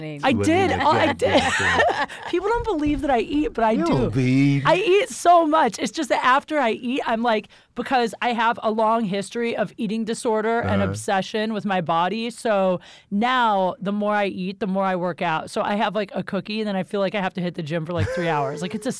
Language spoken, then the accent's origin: English; Ohio, United States